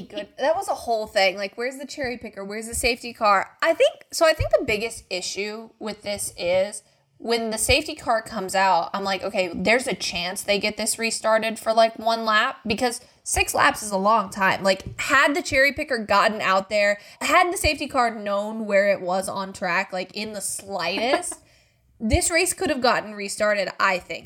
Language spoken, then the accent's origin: English; United States; I'm an American